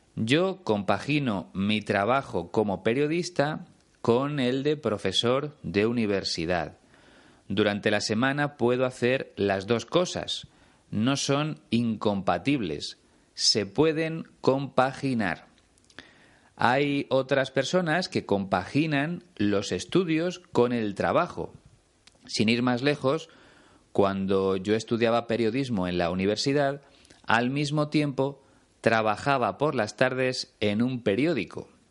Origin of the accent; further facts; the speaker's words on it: Spain; Aquí en España